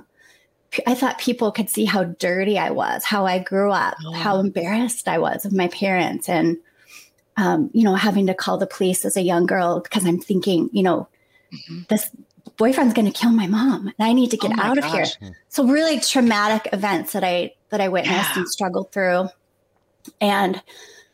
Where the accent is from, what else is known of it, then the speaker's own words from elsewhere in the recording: Kent, Washington, United States; moved away as an adult; now in Minnesota, United States; I grew up in Kent, Washington